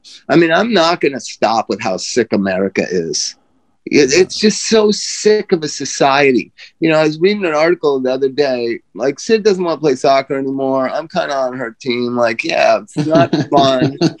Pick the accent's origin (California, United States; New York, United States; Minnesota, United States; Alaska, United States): California, United States; Palm Desert; I grew up in Palm Desert